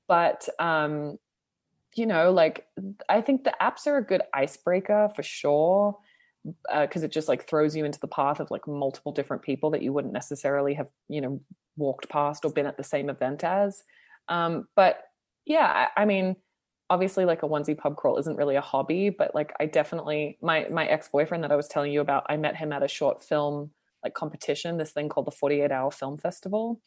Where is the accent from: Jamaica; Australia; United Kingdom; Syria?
Australia; Sydney, New South Wales; also born or lived in Toronto, Canada; now in Los Angeles, United States; I'm from Sydney